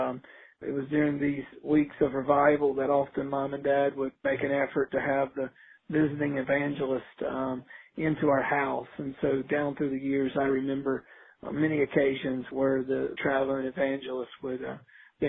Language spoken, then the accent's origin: English; Outer Banks of North Carolina, United States; now in Lynchburg, United States; I grew up on the Outer Banks of North Carolina.